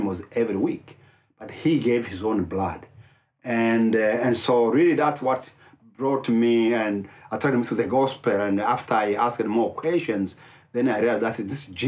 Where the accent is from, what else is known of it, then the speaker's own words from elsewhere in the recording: Rwanda; English is a second language; moved away as an adult; now in Dallas, United States; I'm from Rwanda. I was born and raised up in Rwanda.